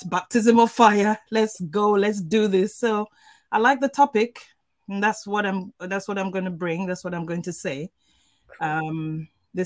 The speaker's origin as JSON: {"language": "English", "country": "Nigeria", "said": "I'm Nigerian and we are brought up culturally"}